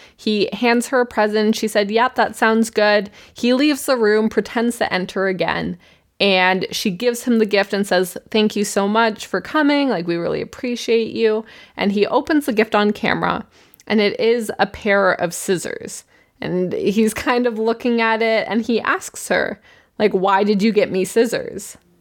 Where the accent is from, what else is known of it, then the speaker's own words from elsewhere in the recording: Canada; we are humble Canadians